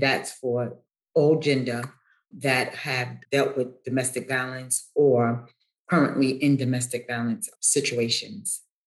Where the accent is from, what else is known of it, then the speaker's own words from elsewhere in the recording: New York City, New York, United States; the projects in which I was um, raised